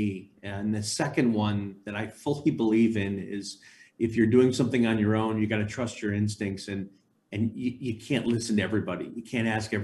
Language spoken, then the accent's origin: English; Chicago, Illinois, United States; I grew up in Chicago